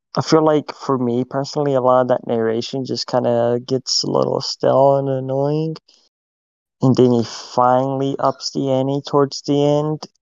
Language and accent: English; United States; we're American and not French